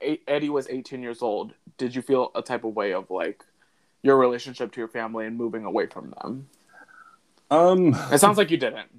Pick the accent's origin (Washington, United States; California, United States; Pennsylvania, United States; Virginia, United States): Virginia, United States; Alexandria; moved away as an adult; also born or lived in Arlington, Virginia / Harrisonburg, Virginia; I was born in Arlington, Virginia, and I moved to Alexandria, like, midway through elementary school.